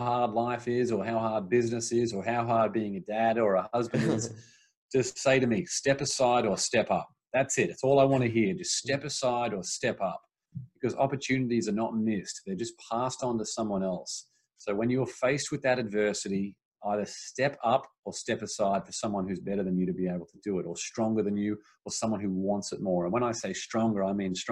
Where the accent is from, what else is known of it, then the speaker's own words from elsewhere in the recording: Australia; moved away as an adult; now in Los Angeles, United States; I grew up in Australia. And then when I moved over to America